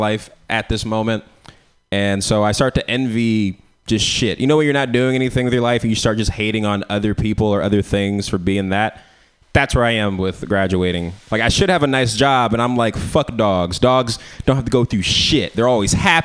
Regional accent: San Francisco, California, United States; I'm from San Francisco

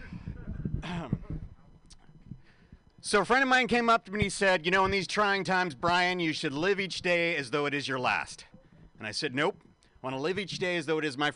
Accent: San Francisco, California, United States; San Francisco, this is my hometown.

